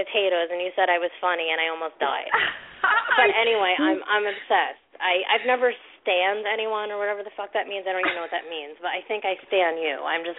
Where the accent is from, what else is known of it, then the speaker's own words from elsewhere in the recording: New Jersey, United States; So I'm from Jersey, obviously, and I'm always in New York.